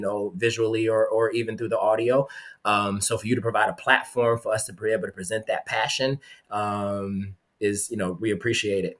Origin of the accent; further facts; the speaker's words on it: Charlotte, North Carolina, United States; now in Petersburg, United States; I'm from Charlotte, North Carolina. I pulled up to high school with 212s in my trunk